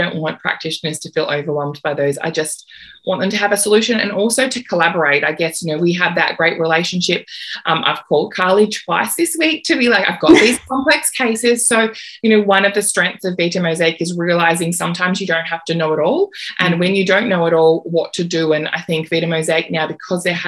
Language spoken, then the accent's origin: English; Australia; as an Australian naturopath